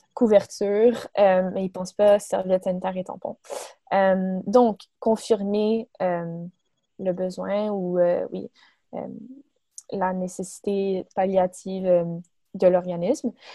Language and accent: French; Montreal, Quebec, Canada; j'ai 24 ans, je viens de Montréal